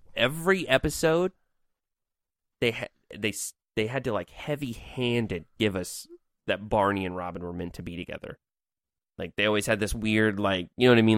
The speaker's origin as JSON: {"language": "English", "town": "Evansville", "region": "Indiana", "country": "United States", "tie": "born or raised there", "said": "my hometown of Evansville, Indiana"}